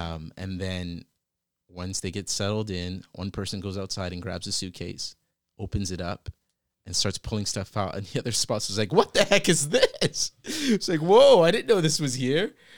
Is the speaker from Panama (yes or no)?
no; Virginia, United States; also born or lived in British Columbia, Canada; now in Toronto, Canada; I had just relocated to Toronto from B C. by way of Virginia, where I actually grew up.